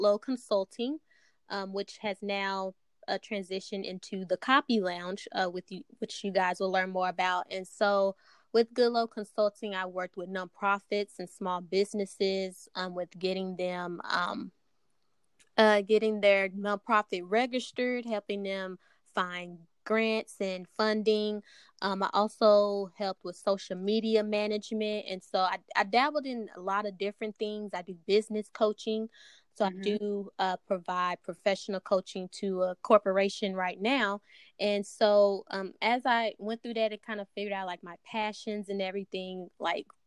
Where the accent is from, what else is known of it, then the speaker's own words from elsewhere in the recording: Dallas, Texas, United States; from Dallas, Texas. Born and raised